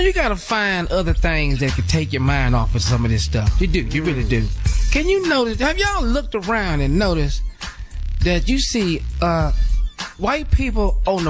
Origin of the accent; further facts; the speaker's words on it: Texas, United States; I'm from Texas.